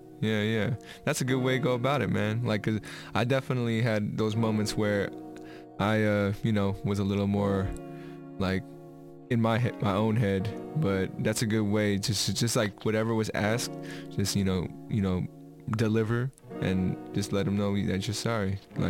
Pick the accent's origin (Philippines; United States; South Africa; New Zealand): Philippines; You know, I'm Filipino, so there's meat in our diet, like crazy meat in our diet.